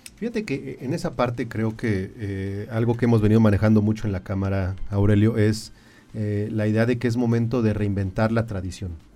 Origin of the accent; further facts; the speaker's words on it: Querétaro, Mexico; quienes somos queretanos